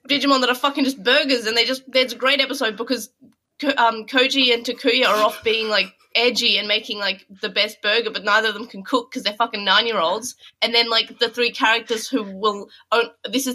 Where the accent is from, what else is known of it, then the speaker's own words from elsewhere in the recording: Australia; I'm Australian